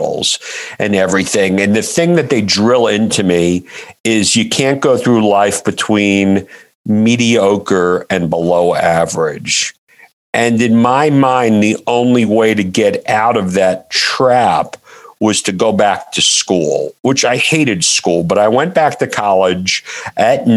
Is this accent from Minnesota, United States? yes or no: no; New York City, New York, United States; I am originally from Brooklyn, New York. I grew up in the 80s